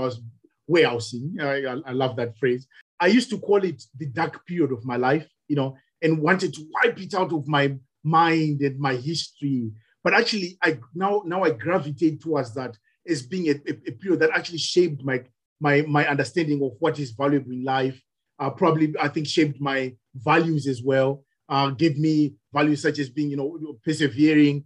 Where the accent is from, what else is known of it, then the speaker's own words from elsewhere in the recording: Zimbabwe; now in United Kingdom; I'm from Zimbabwe originally. I have been in the UK probably longer than I care to remember